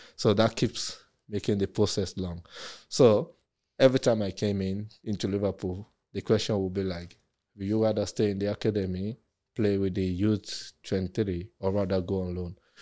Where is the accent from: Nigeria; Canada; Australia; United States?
Nigeria; also born or lived in Germany; now in England; we're from Nigeria